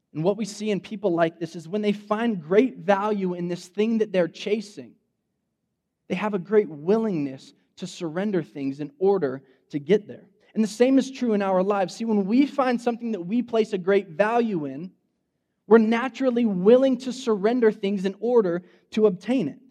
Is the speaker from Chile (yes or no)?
no; Fresno, California, United States; I grew up in Fresno, like West Fresno. I'm a Central High School graduate